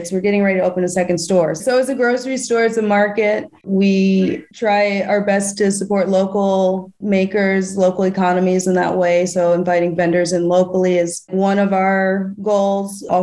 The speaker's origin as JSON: {"language": "English", "town": "Albany", "region": "New York", "country": "United States", "also_born_or_lived": "Austin, Texas", "moved": "yes", "lives_now": "Philadelphia, United States", "said": "I'm from Albany, New York."}